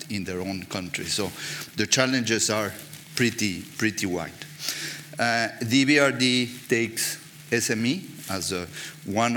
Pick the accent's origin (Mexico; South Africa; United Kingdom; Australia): Mexico; moved away; I'm coming from Mexico